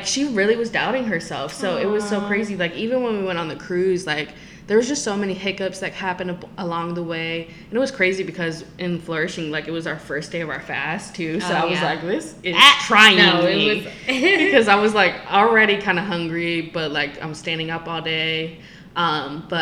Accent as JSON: {"language": "English", "town": "Richmond", "region": "Virginia", "country": "United States", "tie": "born or raised there", "moved": "yes", "said": "my hometown where I grew up. For the Three Trap District in Richmond, Virginia"}